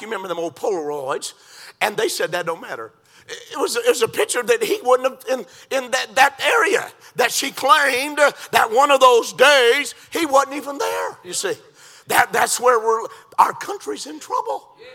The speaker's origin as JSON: {"language": "English", "country": "United States", "said": "I'm an American"}